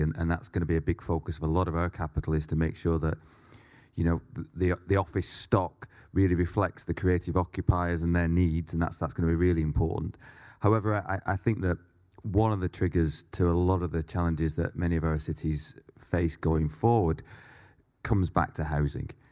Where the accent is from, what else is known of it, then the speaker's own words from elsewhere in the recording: Leigh, North West England, United Kingdom; I grew up in a, uh, mining town called Lee, which is fifteen miles west of Manchester.